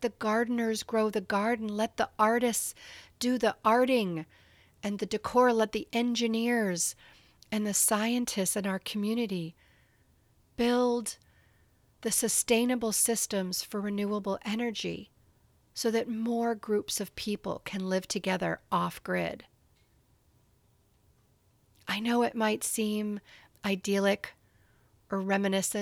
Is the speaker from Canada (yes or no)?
yes; Canada; where I grew up in Canada